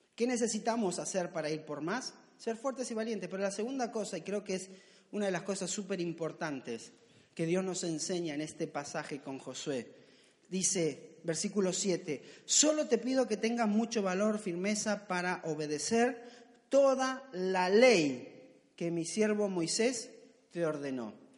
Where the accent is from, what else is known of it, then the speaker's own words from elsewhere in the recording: Argentina; accent: Argentine; me salió argentino